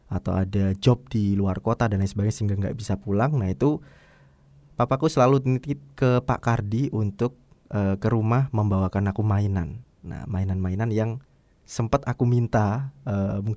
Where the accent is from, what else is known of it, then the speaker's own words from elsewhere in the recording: Surabaya, East Java, Indonesia; born there; also born or lived in Waru, Sidoarjo; itu mamaku sempat tinggal di daerah Surabaya ya tempat kelahiranku kalau nggak salah di Jalan Tuban Raya